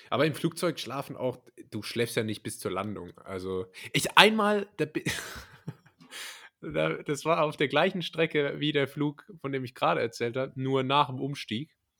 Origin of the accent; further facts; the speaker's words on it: a village near Karlsruhe, Baden-Württemberg, Germany; also ich bin auch nicht in Karlsruhe, sondern in, äh, in, dem Dorf, in einem Dorf in der Nähe, wo ich herkomme